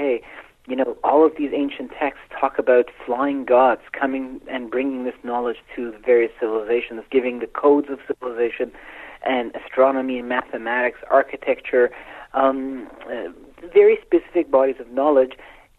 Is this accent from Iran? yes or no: yes; Iran; born there; You know, I was born in Iran, you know, so it's our collective ancestry.